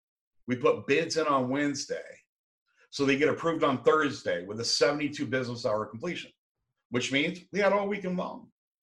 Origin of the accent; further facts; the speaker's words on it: San Diego, California, United States; I come from San Diego. We got a big retirement area up there too.